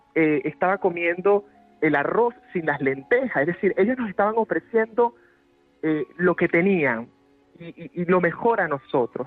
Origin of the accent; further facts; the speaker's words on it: Venezuela; moved away as an adult; now in Madrid, Spain; los pobres, los empobrecidos en mi país han sido mis maestros